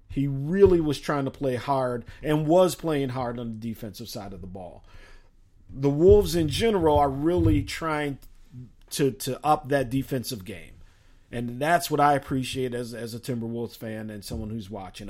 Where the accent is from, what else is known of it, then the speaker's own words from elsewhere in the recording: Chicago, Illinois, United States; moved away; originally I am from Chicago. A lot of friends back in Chicago